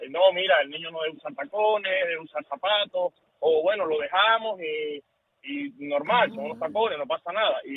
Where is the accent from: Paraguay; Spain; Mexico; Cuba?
Cuba; now in United States; somos bien jóvenes. A nosotros nos criaron de, en Cuba, somos del campo de Cuba